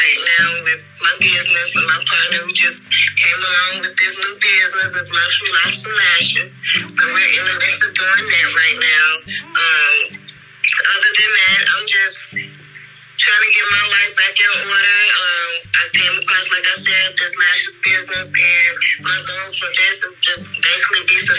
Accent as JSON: {"language": "English", "town": "Chicago", "region": "Illinois", "country": "United States", "tie": "born or raised there", "said": "I am from Chicago, Illinois, born and raised."}